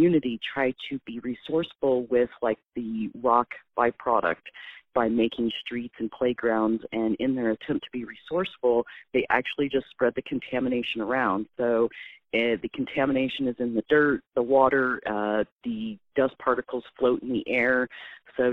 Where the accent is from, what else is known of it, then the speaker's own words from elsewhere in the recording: Wyandotte County, Kansas, United States; also born or lived in north of the river, Kansas City, Missouri; I grew up in Wyandotte County, and that was the mall we frequented when I was a kid. And then as a teen, I moved up north of the river